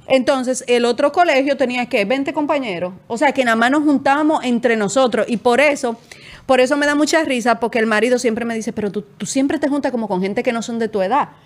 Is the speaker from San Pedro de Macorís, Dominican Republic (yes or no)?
yes; San Pedro de Macorís, Dominican Republic; moved away; Yo, soy de un pueblo y en mi pueblo, yo soy de San Pedro de Macorís, es de este tamaño